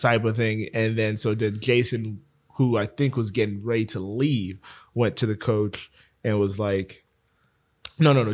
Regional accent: Broward County, Florida, United States; moved away; I'm from Broward

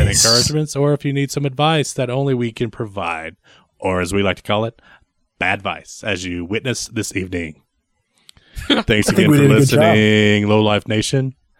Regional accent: Texas, United States; I'm from Texas.

